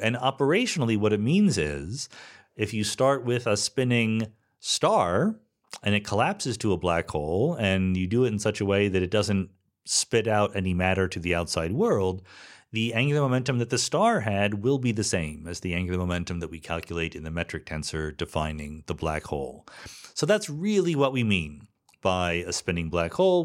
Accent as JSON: {"language": "English", "town": "Philadelphia", "region": "Pennsylvania", "country": "United States", "tie": "born or raised there", "also_born_or_lived": "Boston", "moved": "as an adult", "said": "I'm from the East Coast, right? I was born in the suburbs of Philadelphia, spent eight years in Boston, college and postdoc"}